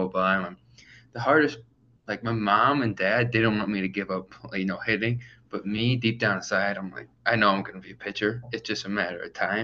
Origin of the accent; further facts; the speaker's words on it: Auburn, New York, United States; my hometown, which is Auburn. It's about 25 minutes away